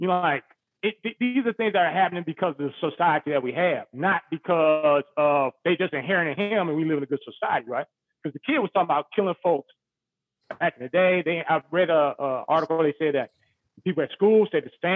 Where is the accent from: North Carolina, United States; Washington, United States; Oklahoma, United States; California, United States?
California, United States; Los Angeles; also born or lived in Compton / Lynwood / North Long Beach; when I was growing up in Los Angeles